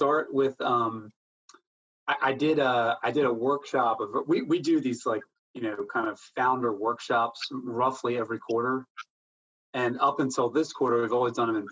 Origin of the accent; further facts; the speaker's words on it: outside of Philadelphia, Pennsylvania, United States; moved away as an adult; now in Raleigh, United States; I grew up in outside of Philadelphia, been here in Raleigh since 2012